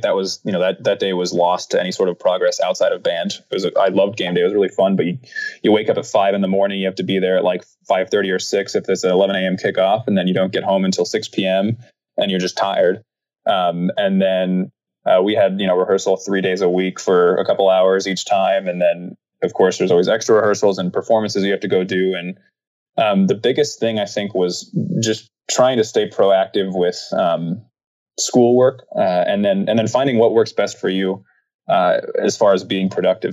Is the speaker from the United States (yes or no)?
yes; Wichita, Kansas, United States; moved away as an adult; now in Phoenix, United States; I grew up in Wichita, Kansas